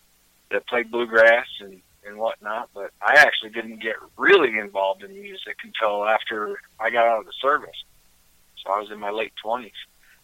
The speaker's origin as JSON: {"language": "English", "region": "Wyoming", "country": "United States", "tie": "born or raised there", "also_born_or_lived": "Virginia / New York / Tennessee", "said": "I was born in Virginia, raised in Wyoming. My family's from New York State, and I've lived in Tennessee and all over the place."}